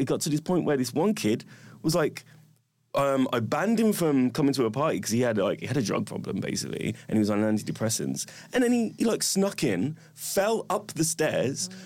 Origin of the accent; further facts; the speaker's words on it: Wolverhampton, West Midlands, United Kingdom; I grew up in Wolverhampton.